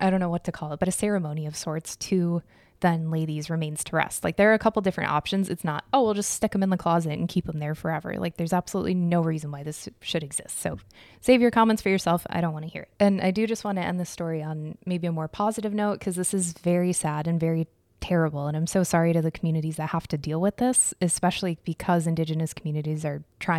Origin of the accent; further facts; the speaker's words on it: Arizona, United States; That's like a third of the population of the town I grew up in Arizona.